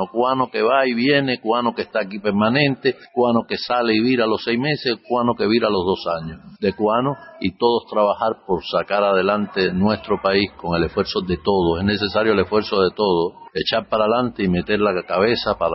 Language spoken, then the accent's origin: Spanish; Cuba; moved away as an adult; yo he vivido aquí todos esos años que ellos ya estaban fuera. Yo salí de, Cuba ya mayor, a treinta y pico años largos, ellos habían salido niños.